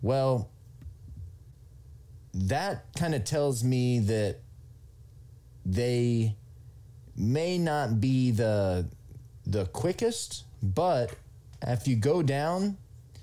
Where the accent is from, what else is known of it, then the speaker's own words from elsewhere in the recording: Oklahoma, United States; I'm from Oklahoma, which is in the middle of the country